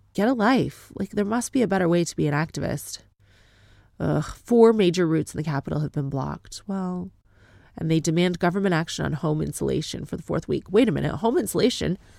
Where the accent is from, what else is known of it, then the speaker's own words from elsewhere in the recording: Canada; accent: Canadian; moved away as an adult; now in United Kingdom; My accent is from Canada. I am not ethnically Canadian